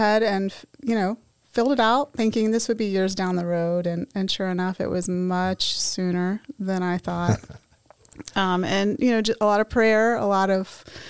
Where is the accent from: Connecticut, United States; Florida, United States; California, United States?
Florida, United States; Tampa; I grew up in Tampa. I've been here my whole life.